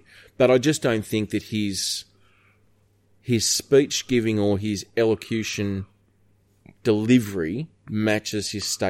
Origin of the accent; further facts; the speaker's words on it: Australia; We're Australian.